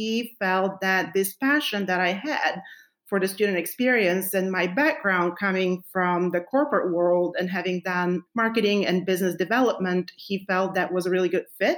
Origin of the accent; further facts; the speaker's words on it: Bulgaria; moved away as an adult; now in United States; I was born and raised in Bulgaria, and I moved to the United States 20 years